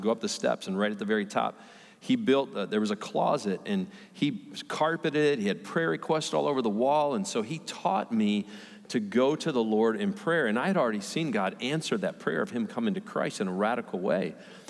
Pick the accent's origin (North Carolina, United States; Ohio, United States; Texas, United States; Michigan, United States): Michigan, United States; Redford; I grew up right outside Detroit, Michigan, little tiny city, Redford. I lived in a little tiny house